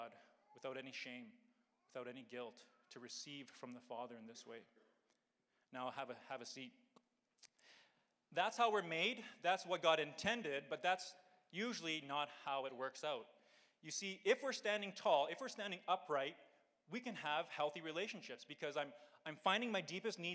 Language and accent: English; Calgary, Alberta, Canada; I was born and raised here in Calgary, in Ranchlands for 17 years